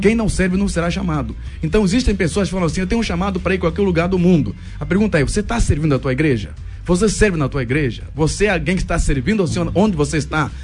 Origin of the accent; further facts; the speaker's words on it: Angola; Portuguese is a second language; moved away as an adult; also born or lived in Luanda, Angola; now in Brazil; Mesmo eu que vim de Angola, vim passar aqui no Brasil